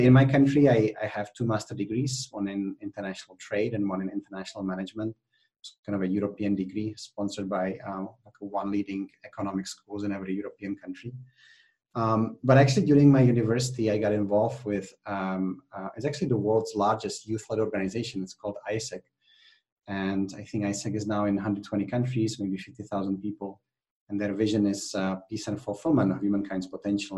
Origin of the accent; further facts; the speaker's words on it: Czechia; also born or lived in United Kingdom; now in Spain; I'm actually originally from the Czech Republic. Um, I was born in Czechoslovakia at the time